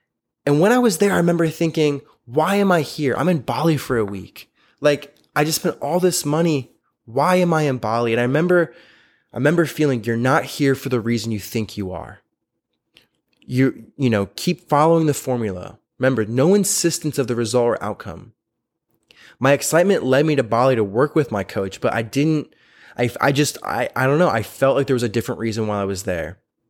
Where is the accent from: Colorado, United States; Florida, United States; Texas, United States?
Florida, United States; It was in New York. I was from Florida.